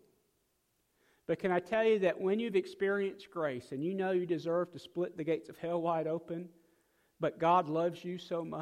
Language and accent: English; South Dakota, United States; now in Mississippi, United States; I'm from South Dakota